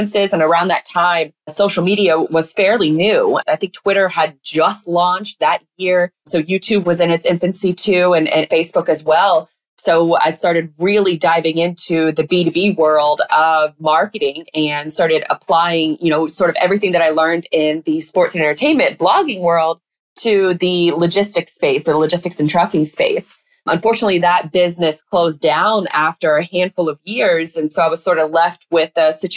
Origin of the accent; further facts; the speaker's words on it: Jacksonville, Florida, United States; I'm born and raised in Jacksonville, Florida